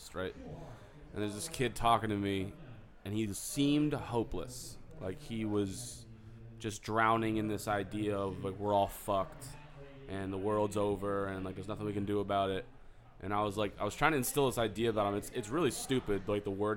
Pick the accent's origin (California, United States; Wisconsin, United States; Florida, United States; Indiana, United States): Florida, United States; Sarasota; I grew up in Sarasota, so I'm devoid of almost all cultures